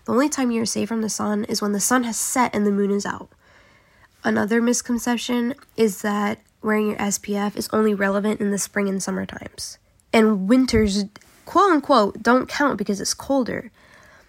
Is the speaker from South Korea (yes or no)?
yes; South Korea; moved away; growing up in South Korea.